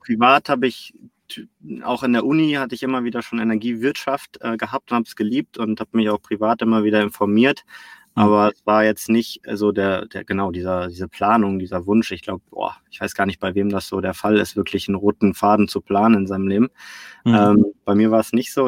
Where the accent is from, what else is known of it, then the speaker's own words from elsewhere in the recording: Cologne, North Rhine-Westphalia, Germany; also born or lived in Barcelona; ich komme hier aus Köln, da wo auch iPad gerade sitzt. Wir sitzen ja hier im Mediapark, äh, unweit mhm. von meinem Zuhause, von meiner Heimatstadt